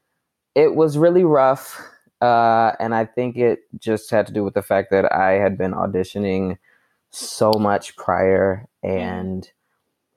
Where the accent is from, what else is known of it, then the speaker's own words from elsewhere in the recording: Atlanta, Georgia, United States; also born or lived in South Carolina; I was born and raised in South Carolina. And then I moved around the age of 6 or 7. Mm-hmm. And then we moved to Atlanta, Georgia